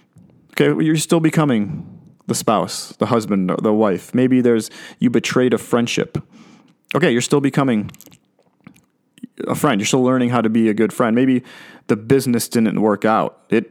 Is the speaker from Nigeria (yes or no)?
no; Chicago, Illinois, United States; When I was growing up in Chicago, I watched the Chicago Bears, and they had a linebacker named Mike Singletary, Samurai Mike.